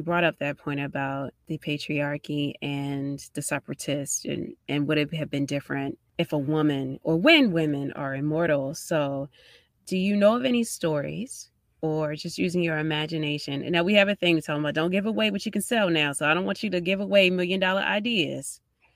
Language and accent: English; Baltimore, Maryland, United States; I live in Baltimore, and I'm from Baltimore.